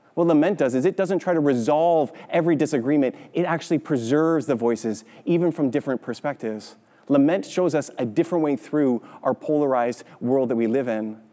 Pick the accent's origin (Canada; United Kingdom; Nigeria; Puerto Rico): Canada; growing up in Canada